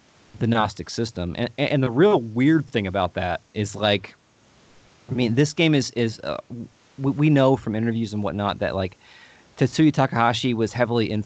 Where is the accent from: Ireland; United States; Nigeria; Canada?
United States; Louisville, Kentucky; we are from Louisville, Kentucky, but we pronounce Louisville. So we tend to like our accents tend to like, we're not like the traditional Southern accent. We just kind of just mush our words together.